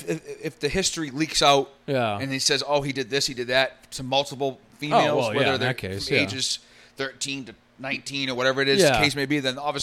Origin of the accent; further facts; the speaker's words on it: North Shore, Massachusetts, United States; in the state of Massachusetts, where we're from